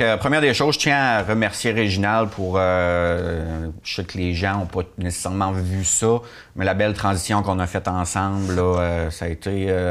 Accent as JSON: {"language": "French", "town": "Rivière-au-Renard", "region": "Quebec", "country": "Canada", "tie": "born or raised there", "also_born_or_lived": "Murdochville", "said": "je suis habitant de Rivière-Nord depuis toujours"}